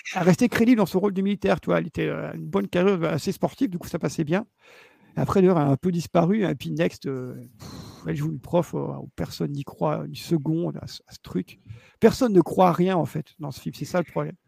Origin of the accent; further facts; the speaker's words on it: Belgium; je suis belge